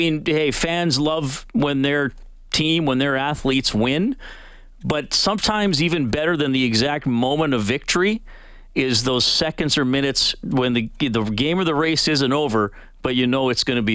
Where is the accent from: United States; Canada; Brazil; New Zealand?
Canada; as a Canadian